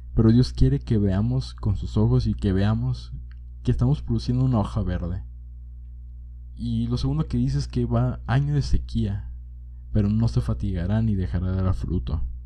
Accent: Monterrey, Nuevo León, Mexico; now in Jalisco, Mexico; Cuando era niño, mi mamá y yo nos mudamos a la ciudad de Monterrey y ahí vivimos una gran temporada de nuestras vidas.

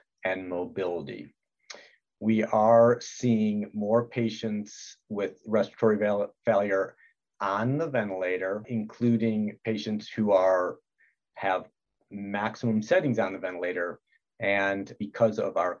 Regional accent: Detroit, Michigan, United States; moved away as an adult; also born or lived in Utah; I'm originally from Detroit, Michigan

